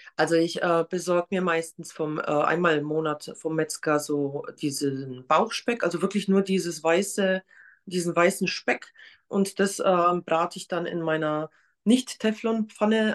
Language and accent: German; Poland; now in Germany; Ich komme nämlich ursprünglich aus Polen